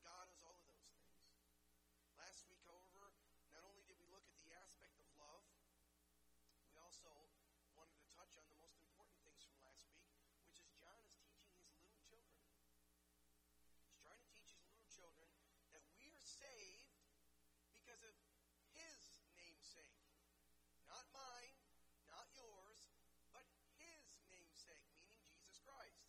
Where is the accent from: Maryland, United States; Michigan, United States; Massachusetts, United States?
Michigan, United States; Detroit; growing up in the Detroit area